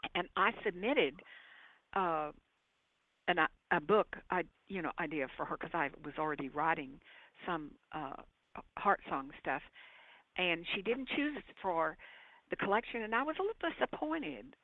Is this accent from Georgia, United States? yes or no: no; Arkansas, United States; moved away; I was born and I grew up in Arkansas